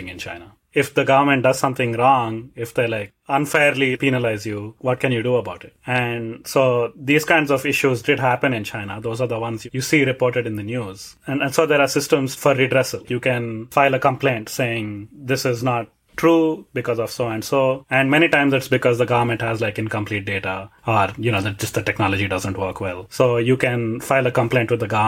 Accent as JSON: {"language": "English", "country": "India", "moved": "yes", "said": "I am from India and we usually don't have such a strong standardized, you know, like nationwide system"}